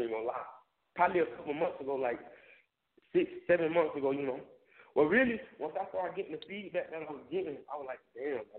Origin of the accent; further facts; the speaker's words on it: Tampa, Florida, United States; Said growing up in Tampa, it was said poverty. You know, it was it. it it's just like any other any other place in America